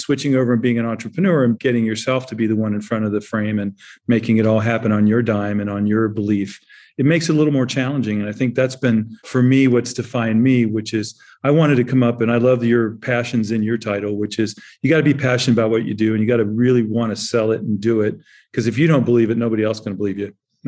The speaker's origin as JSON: {"language": "English", "country": "Germany", "tie": "born or raised there", "said": "I grew up in Germany. I was born in the 50s and I grew up in Germany in the 60s and 70s."}